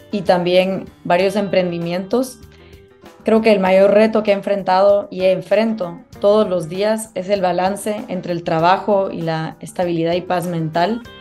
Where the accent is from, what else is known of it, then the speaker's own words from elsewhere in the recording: Guatemala; Yo soy una mujer guatemalteca